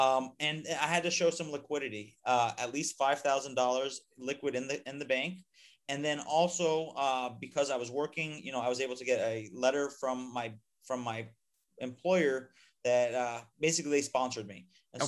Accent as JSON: {"language": "English", "country": "United States", "moved": "as an adult", "lives_now": "Panama", "said": "as an American, I'm here on a Friendly Nations visa. It gave me permanent residency"}